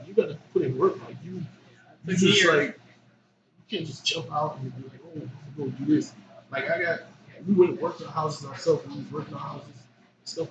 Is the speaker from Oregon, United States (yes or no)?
no; New York City, New York, United States; moved away; also born or lived in Greenville; I grew up in Brooklyn